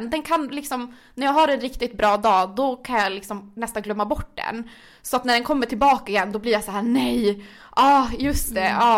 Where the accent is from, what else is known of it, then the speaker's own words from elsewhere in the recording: Gällivare, Norrbotten County, Sweden; now in Stockholm, Sweden; alltså jag är född och uppvuxen i Norrland, i Gällivare, men man hörde typ inte på min dialekt något mer efter tre år i Stockholm